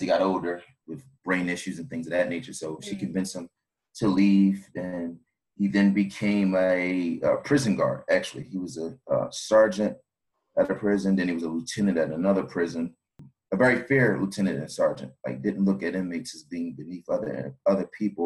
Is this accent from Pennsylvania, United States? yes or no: yes; Philadelphia, Pennsylvania, United States; I'm from Philadelphia, born and raised in South Philadelphia.